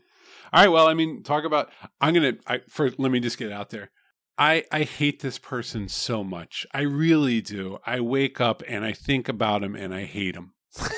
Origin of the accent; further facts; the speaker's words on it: southeast Pennsylvania, United States; I'm from the southeast part of Pennsylvania.